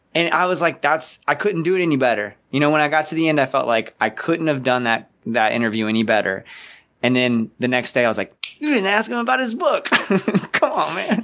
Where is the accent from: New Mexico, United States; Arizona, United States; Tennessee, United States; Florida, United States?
Florida, United States; Ocala; growing up in Ocala